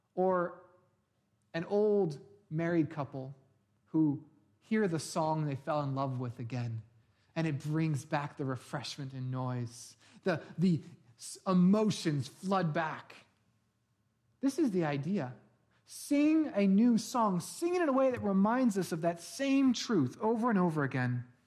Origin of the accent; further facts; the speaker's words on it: Bay Area, California, United States; moved away; I grew up in the Bay Area